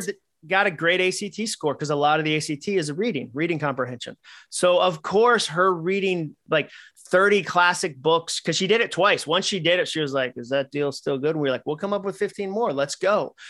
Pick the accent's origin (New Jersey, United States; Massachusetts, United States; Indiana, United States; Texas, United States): Massachusetts, United States; I grew up in Massachusetts